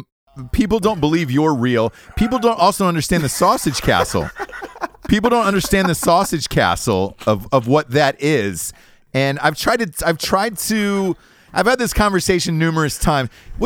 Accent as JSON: {"language": "English", "town": "Atlanta", "region": "Georgia", "country": "United States", "said": "Absolutely. I'm from Atlanta."}